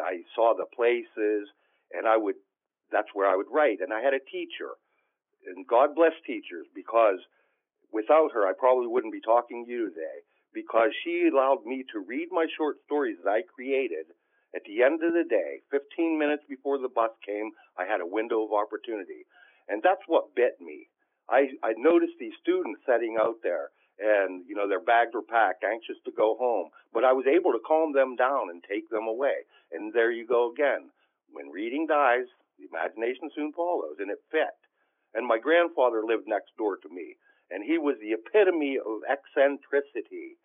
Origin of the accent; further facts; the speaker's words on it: Clear Creek, Pennsylvania, United States; growing up in Clear Creek, when I was a child